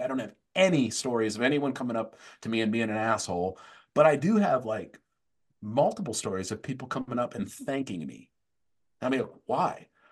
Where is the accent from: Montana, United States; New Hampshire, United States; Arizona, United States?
Arizona, United States; Tempe; I grew up in Tempe, Arizona.